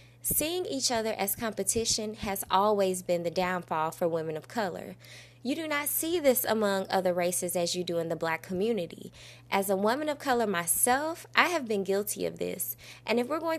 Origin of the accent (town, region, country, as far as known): Belleville, Illinois, United States; born or raised there